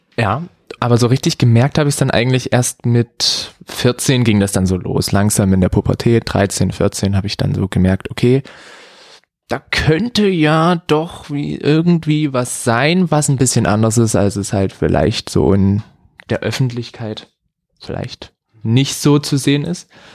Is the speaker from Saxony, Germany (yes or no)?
yes; Saxony, Germany; also born or lived in Bavaria; now in Dresden, Germany; gebürtiger Sachse, bin ein bisschen in der, ja, in Deutschland rumgekommen, bin mal kurzzeitig in Bayern gewesen